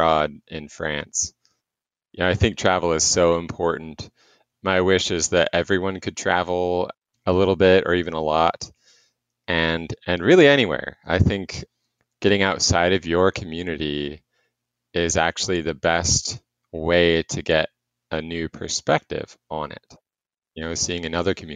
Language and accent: English; Topeka, Kansas, United States; So I'm from Topeka, Kansas, where we're a population of about 125,000. And born and raised here